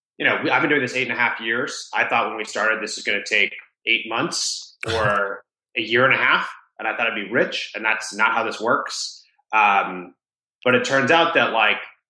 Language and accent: English; Rhode Island, United States; I grew up in Rhode Island, the smallest state in the U.S.